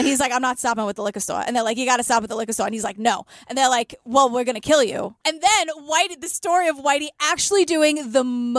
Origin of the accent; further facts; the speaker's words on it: New York City, New York, United States; I'm from Queens